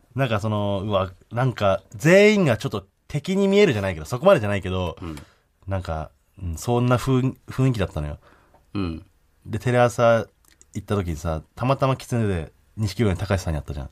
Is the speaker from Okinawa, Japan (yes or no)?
no; Hakodate, Hokkaido, Japan; moved away; 僕の地元の函館市